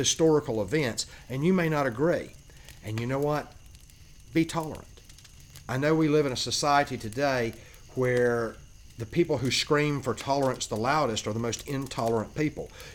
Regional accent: South Georgia, United States; I'm originally from South Georgia

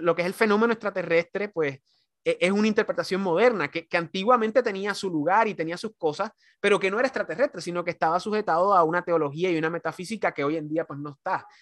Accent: Puerto Rico; yo como caribeño y como, como puertorriqueño, antillano

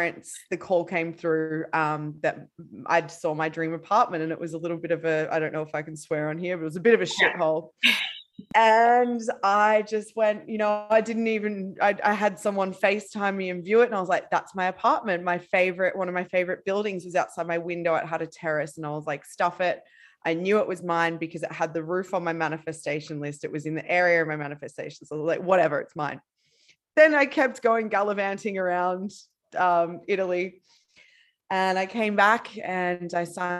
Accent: Queensland, Australia; also born or lived in Bali, Indonesia; now in Barcelona, Spain; I'm originally from Australia

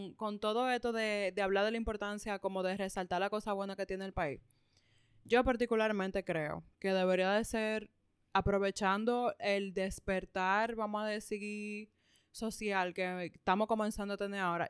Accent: Dominican Republic; nosotros particularmente como dominicanos

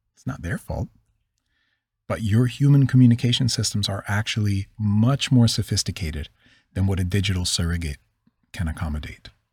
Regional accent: Philadelphia, Pennsylvania, United States; accent: Northeast; I'm from the Northeast

